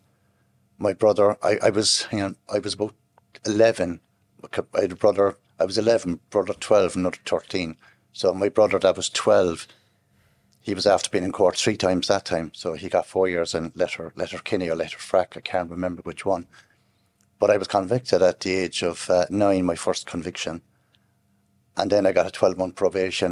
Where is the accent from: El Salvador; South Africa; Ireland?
Ireland; Midleton, Munster; I'm originally from East Cork, Middleton. I was born down there